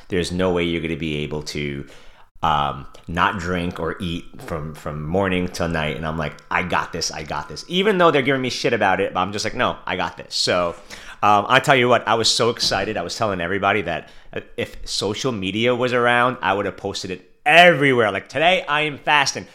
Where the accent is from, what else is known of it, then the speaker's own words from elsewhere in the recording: New York City, New York, United States; I was born and raised in Brooklyn, New York